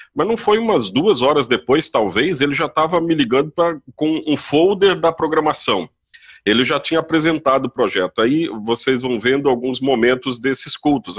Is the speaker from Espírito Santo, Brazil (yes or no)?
yes; Nova Venécia, Espírito Santo, Brazil; eu sou de Nova Venécia e conheço muita gente da época que eu era aqui